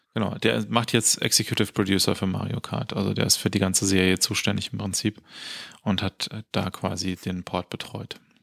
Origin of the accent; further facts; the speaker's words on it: Germany; als Deutscher